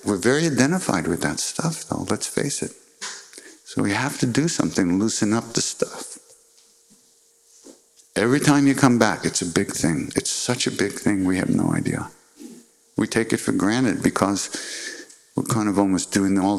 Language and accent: English; New York City, New York, United States; also born or lived in Long Island; I was born in Manhattan